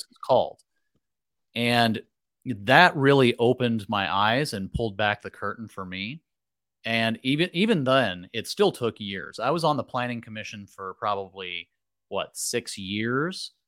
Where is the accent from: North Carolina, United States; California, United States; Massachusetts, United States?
California, United States; Merced County; came back to my hometown and, uh, started working basically right off the bat, I had lined up a job with a local developer